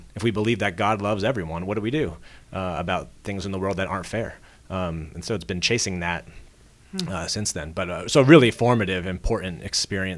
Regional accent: Princeton, New Jersey, United States; I grew up near Princeton, New Jersey

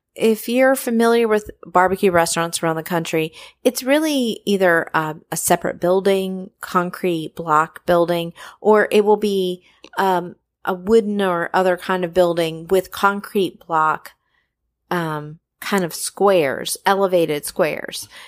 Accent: North Carolina, United States; I grew up in North Carolina, and I grew up really, like, three minutes away from Mallard Creek Presbyterian Church

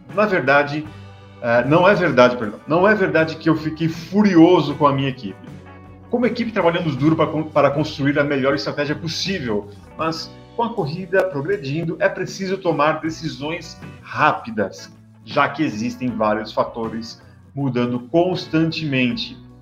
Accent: São Paulo, Brazil; Eu sou de São Paulo, então eu falo bolacha

